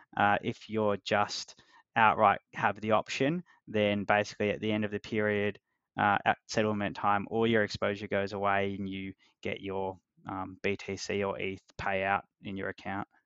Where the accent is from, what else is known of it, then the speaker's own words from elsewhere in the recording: Australia; accent: Australian; I don't know if my accent is a lot Australian or a little Australian